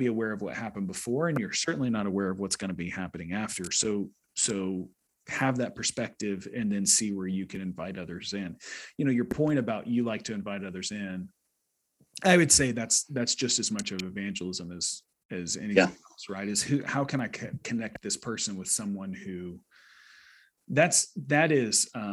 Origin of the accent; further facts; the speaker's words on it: United States; I'm American